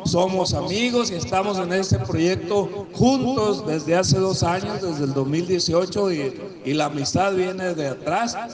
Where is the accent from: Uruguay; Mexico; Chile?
Mexico; Concordia, Sinaloa; soy de la Cieneguilla, ya les dije. Ahí tengo enterrado el ombligo